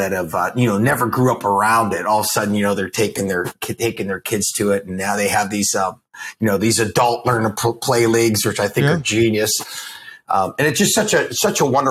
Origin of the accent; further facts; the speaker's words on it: Pittsburgh, Pennsylvania, United States; kid born and raised in Pittsburgh, Pennsylvania.